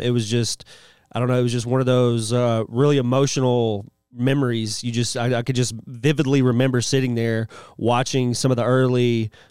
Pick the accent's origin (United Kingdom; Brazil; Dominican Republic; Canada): United Kingdom; now in United States; I'm actually a British national.